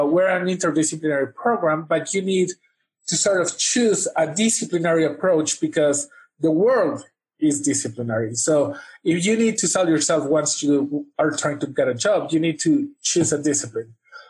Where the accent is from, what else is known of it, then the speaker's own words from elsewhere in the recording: Vancouver, British Columbia, Canada; I consider Vancouver, British Columbia, my hometown.